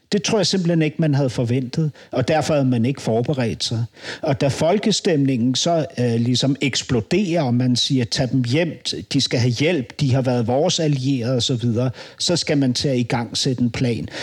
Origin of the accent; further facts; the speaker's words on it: Denmark; hvad synes du som dansker